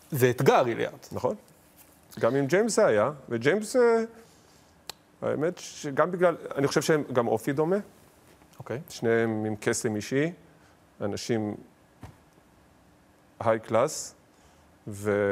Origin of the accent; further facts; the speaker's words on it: Israel; born there; זה נולדתי פה וזה חשוב.